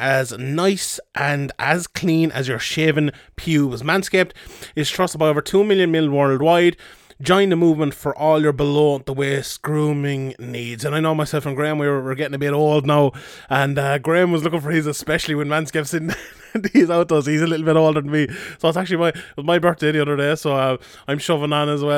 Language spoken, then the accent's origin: English; the Southwest, Southwest Ireland, Ireland; I'm from the Southwest myself